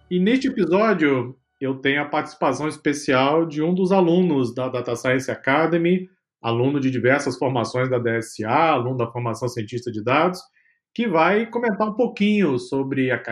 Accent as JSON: {"language": "Portuguese", "town": "Niterói", "region": "Rio de Janeiro", "country": "Brazil", "said": "eu sou de Niterói, no Rio"}